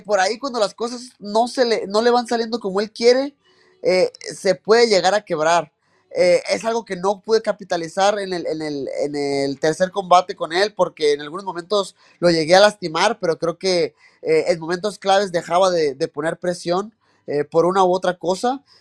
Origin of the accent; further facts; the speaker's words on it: Mexico; uno como mexicano, uno como latino